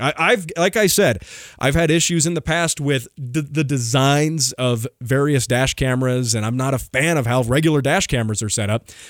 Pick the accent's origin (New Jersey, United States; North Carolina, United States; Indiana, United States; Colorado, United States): Colorado, United States; Colorado, my home state